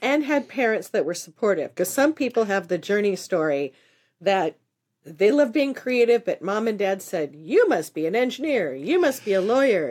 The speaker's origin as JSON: {"language": "English", "region": "Southern California", "country": "United States", "tie": "born or raised there", "said": "I grew up in Southern California"}